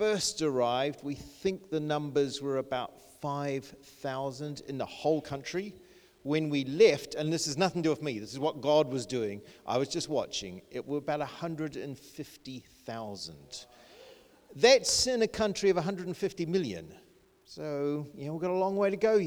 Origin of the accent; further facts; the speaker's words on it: New Zealand; moved away as an adult; also born or lived in Bangladesh; now in United Kingdom; I grew up in New Zealand, very small, rural little school